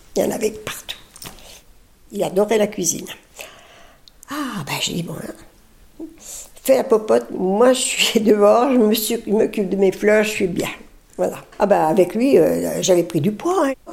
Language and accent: French; Lyon, Auvergne-Rhône-Alpes, France; also born or lived in Paris; now in Lagny-sur-Marne, France; Je suis née dans Lyon. Mes parents avaient une ferme